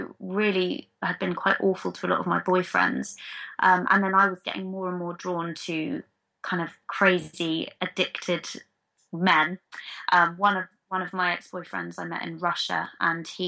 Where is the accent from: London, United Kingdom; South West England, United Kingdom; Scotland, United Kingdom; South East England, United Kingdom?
London, United Kingdom; I was born and bred in London